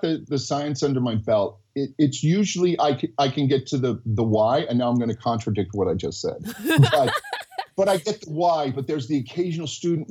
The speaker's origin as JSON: {"language": "English", "country": "United States", "accent": "American", "said": "my American accent"}